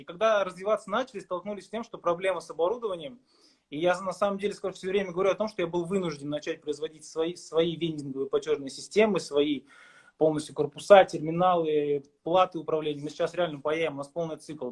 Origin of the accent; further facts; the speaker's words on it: Kazakhstan; moved away as an adult; also born or lived in Saint Petersburg, Russia; я в 2007 году приехал в студенческое общежитие в Питере, я из Казахстана.